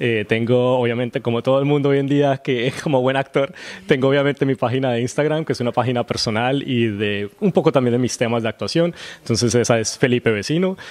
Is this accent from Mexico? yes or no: no; Colombia; moved away as an adult; also born or lived in Los Angeles; now in Vancouver, Canada; nací en Colombia